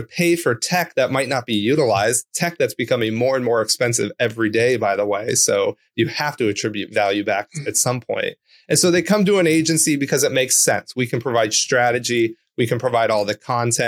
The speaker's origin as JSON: {"language": "English", "area": "Orange County", "region": "California", "country": "United States", "tie": "born or raised there", "said": "I grew up in Orange County, California."}